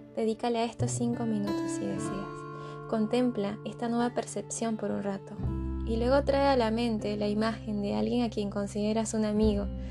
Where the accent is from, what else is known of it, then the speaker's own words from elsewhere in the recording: Caracas, Capital District, Venezuela; moved away; Yo vengo de Caracas, una ciudad en constante caos.